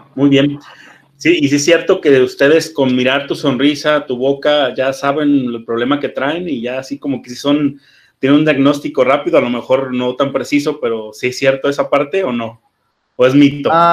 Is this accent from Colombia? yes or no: no; Mexico